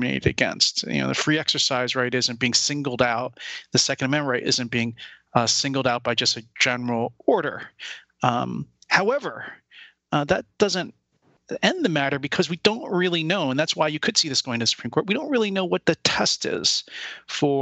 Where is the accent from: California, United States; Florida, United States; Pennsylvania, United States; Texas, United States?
Pennsylvania, United States; my home state, where everybody grows up with a gun of some kind to shoot at things in the backyard